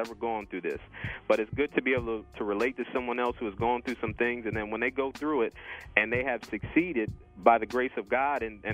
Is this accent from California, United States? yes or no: no; Harrisburg, Pennsylvania, United States; moved away as an adult; also born or lived in Virginia; I'm originally from Harrisburg, Pennsylvania, or I grew up in Harrisburg, Pennsylvania